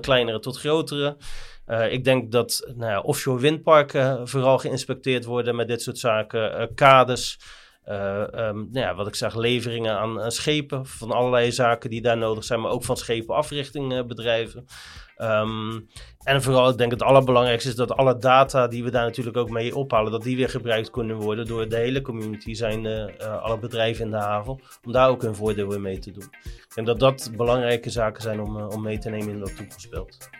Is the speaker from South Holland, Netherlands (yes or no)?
yes; Rotterdam, South Holland, Netherlands; zeker als Rotterdammers